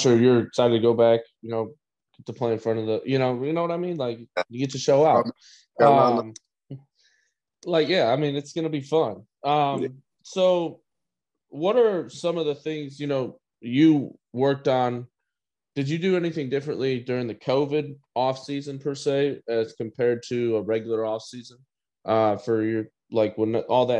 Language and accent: English; Indiana, United States; one of my hometown schools, Ball State